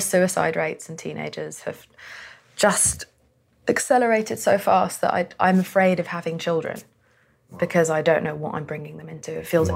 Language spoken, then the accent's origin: English; United Kingdom; also born or lived in Pakistan; I'm Pakistani and a woman and from Britain